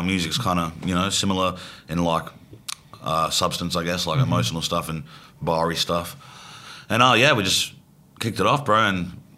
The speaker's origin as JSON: {"language": "English", "country": "Australia", "accent": "Australian"}